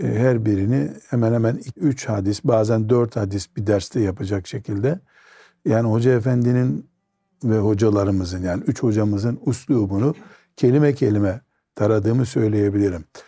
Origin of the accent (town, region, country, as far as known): Trabzon, Turkey